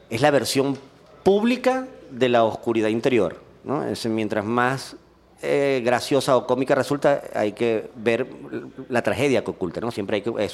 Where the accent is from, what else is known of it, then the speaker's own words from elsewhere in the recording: Bogotá, Colombia; now in Medellín, Colombia; yo me vine de Bogotá porque que la ciudad de la eterna primavera la eterna primavera donde nunca deja de llover.